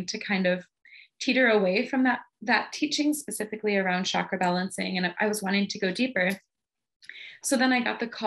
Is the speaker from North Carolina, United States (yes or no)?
no; the middle of Michigan, United States; moved away as an adult; also born or lived in Southern California; I ended up moving from Southern California to my hometown in the middle of Michigan